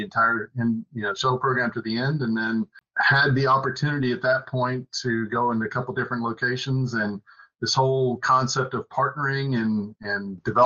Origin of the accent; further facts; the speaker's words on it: Huntsville, Alabama, United States; moved away as an adult; growing up in Huntsville